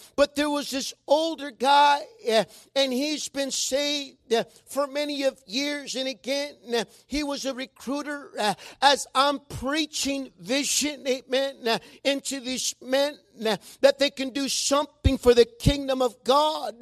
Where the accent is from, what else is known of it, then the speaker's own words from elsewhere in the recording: Mexico; accent: Mexican; sometimes my Mexican accent does come out when I'm reading